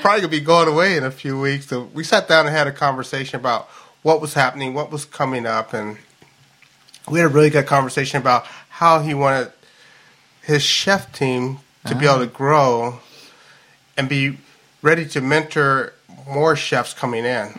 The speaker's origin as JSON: {"language": "English", "town": "Louisville", "region": "Kentucky", "country": "United States", "moved": "yes", "lives_now": "Seattle, United States", "said": "I'm like from Louisville, Kentucky, so I always get these analogies of horses"}